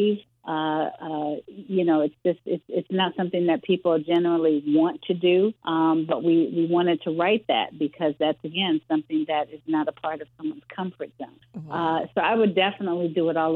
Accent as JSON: {"language": "English", "town": "New York City", "region": "New York", "country": "United States", "said": "I'm a Harlemite. I'm from Harlem, New York"}